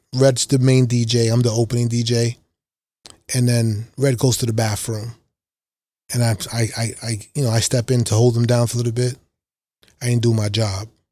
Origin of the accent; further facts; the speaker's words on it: New York City, New York, United States; I grew up in Lower East Side, Harlem, and then Brooklyn